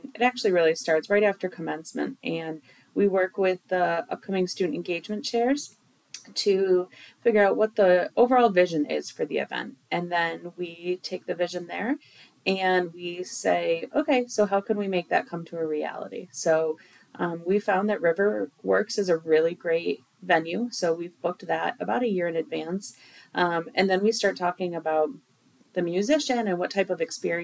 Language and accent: English; Jamestown, New York, United States; I'm originally from Jamestown, New York, which is about an hour south of here on Chautauqua Lake